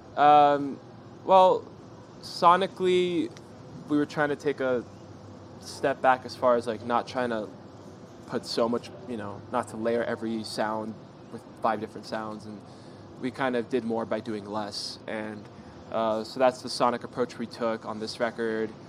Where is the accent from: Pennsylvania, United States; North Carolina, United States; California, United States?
California, United States; Southern; we're all from Southern California